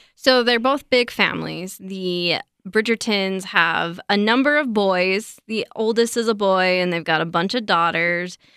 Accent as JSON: {"language": "English", "country": "United States", "said": "I am so American"}